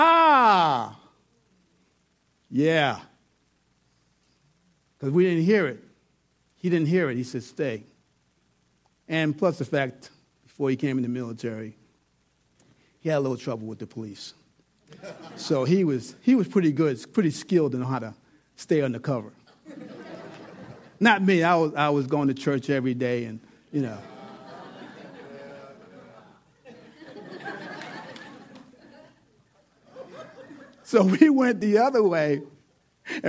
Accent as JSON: {"language": "English", "region": "New York", "country": "United States", "said": "I'm from New York"}